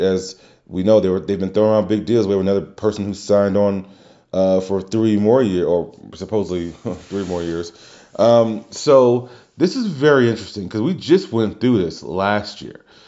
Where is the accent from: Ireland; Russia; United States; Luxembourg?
United States; New Orleans, Louisiana; my hometown, Louisiana